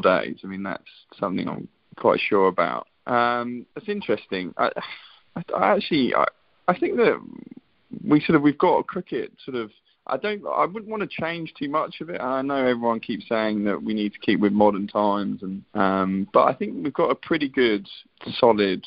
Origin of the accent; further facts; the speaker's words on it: England, United Kingdom; as an Englishman